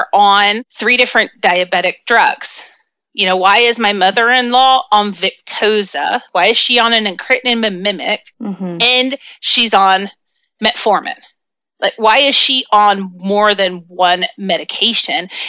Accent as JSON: {"language": "English", "region": "the South", "country": "United States", "accent": "Southern", "said": "I have a little bit of a Southern accent"}